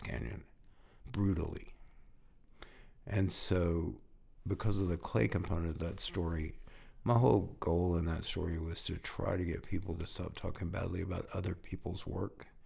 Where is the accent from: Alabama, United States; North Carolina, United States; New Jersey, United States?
Alabama, United States; small town in northeast; moved away as an adult; also born or lived in Birmingham, Alabama; now in Asheville, United States; I was from a small town in Alabama uh, on a farm, and I moved to Birmingham to go to school